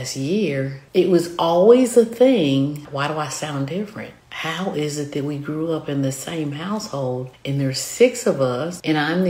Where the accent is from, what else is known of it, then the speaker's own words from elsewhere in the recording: the South, United States; accent: southern; My southern accent